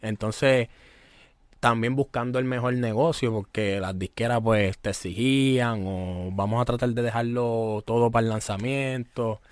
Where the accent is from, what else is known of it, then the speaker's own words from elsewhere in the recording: Toa Baja, Puerto Rico; Nicky es del pueblo donde yo soy, de tu Baja, de Levitán. Yo soy de Ingenio